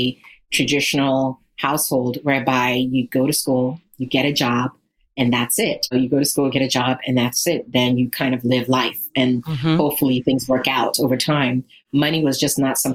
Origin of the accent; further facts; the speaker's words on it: Ghana; moved away; So as I mentioned, I am from Ghana, West Africa. So I was born in a place that for most people, they can't even fathom what it's like to actually exist in a place like